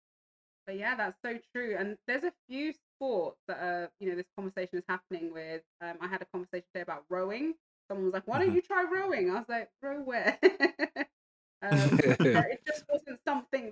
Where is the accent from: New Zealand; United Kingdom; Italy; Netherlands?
United Kingdom; London; also born or lived in Hertfordshire; I grew up in Northwest London, Stonebridge Park, single parent home